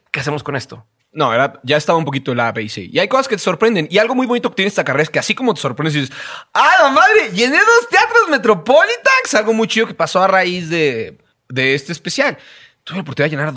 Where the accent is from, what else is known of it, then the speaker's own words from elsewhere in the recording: Mexico; creciendo en México apenas y no teniendo un espacio de mayor difusión